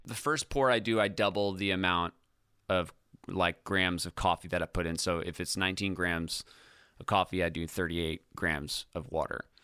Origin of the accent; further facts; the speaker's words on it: Ithaca, New York, United States; moved away as an adult; also born or lived in California; when I first got to Ithaca, my hometown